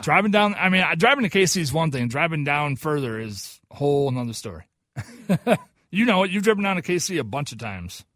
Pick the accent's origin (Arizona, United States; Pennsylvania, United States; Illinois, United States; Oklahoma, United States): Oklahoma, United States; now in Minnesota, United States; I'm from Oklahoma